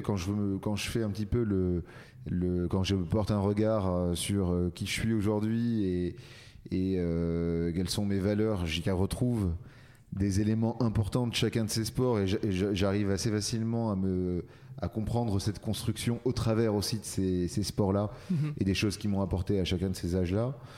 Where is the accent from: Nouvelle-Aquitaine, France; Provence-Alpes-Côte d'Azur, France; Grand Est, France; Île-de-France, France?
Provence-Alpes-Côte d'Azur, France; near Marseille; moved away as an adult; now in Paris, France; je suis né à Paris, mais j'ai grandi dans le sud de la France, euh, à côté de Marseille.